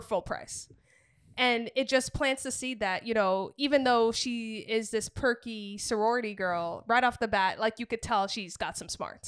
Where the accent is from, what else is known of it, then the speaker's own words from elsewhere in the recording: New England, United States; growing up in New England